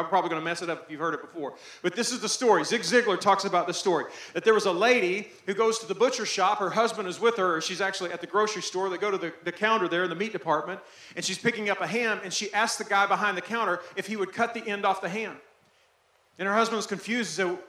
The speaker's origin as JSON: {"language": "English", "region": "Arkansas", "country": "United States", "also_born_or_lived": "Texas", "said": "I'm from Texas. I'm from Arkansas before that. We lose everything in Arkansas."}